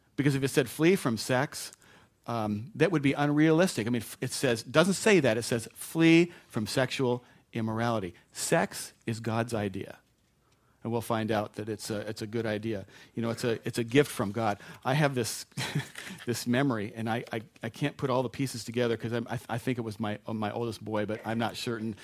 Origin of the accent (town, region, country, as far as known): United States